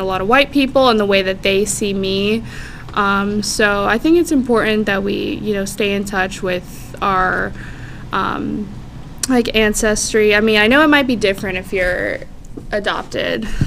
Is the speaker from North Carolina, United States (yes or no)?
no; Clearwater, Florida, United States; also born or lived in St. Petersburg, Florida; I grew up in Clearwater